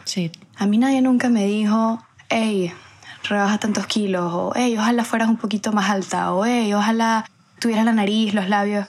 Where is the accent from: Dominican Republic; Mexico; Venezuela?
Venezuela; moved away as an adult; now in Spain; después ya yo salí de Venezuela, em, emigré